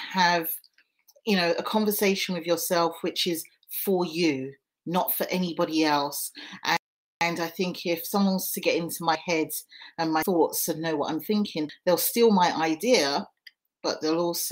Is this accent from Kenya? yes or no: no; Ghana; a Ghanaian woman